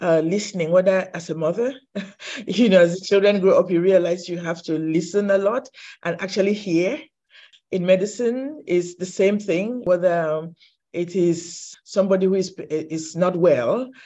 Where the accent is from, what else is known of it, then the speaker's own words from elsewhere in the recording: Cameroon; I think I was born in Cameroon